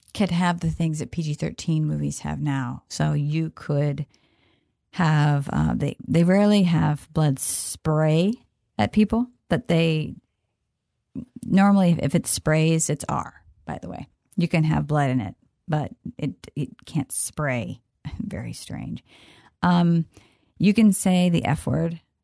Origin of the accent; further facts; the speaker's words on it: Kansas, United States; I'm from Kansas